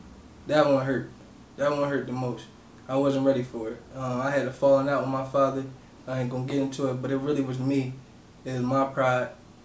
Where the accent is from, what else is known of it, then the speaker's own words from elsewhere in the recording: Harrisburg, Pennsylvania, United States; I'm from Uptown Harrisburg, 4th and Emerald. I moved around a lot of my life, but Harrisburg is where I rep. That's where I'm from.